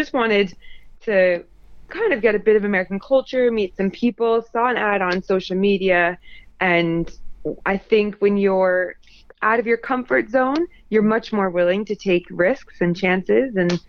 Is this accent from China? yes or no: no; United Kingdom; Being female, being British, all of that good stuff goes towards it.